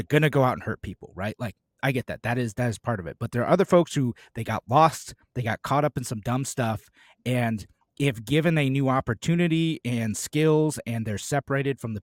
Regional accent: United States

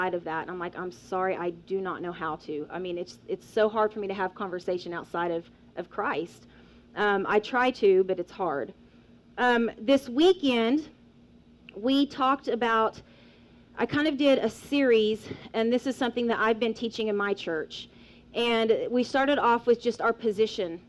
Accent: Weatherford, Oklahoma, United States; I am from Weatherford, Oklahoma.

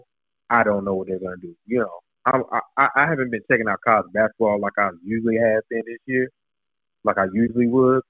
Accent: North Carolina, United States; I'm from North Carolina. North Carolina

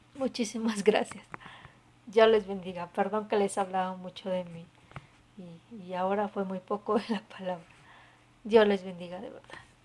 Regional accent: Mexico; los que somos mexicanos

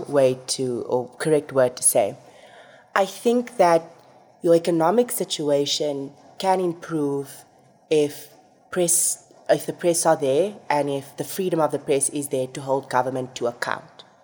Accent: Namibia

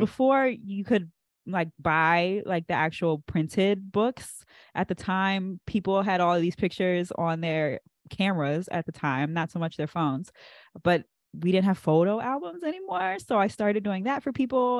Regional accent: Andrews, Maryland, United States; my parents were stationed at Andrews, and that's I was born right on Andrews, and we never left.

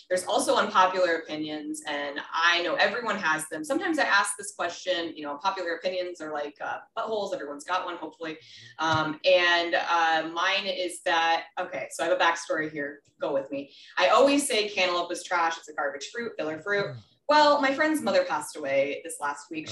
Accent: Minnesota, United States; I was born in Minnesota

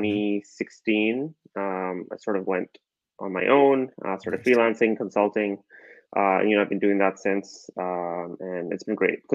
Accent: Calgary, Alberta, Canada; I grew up in Calgary

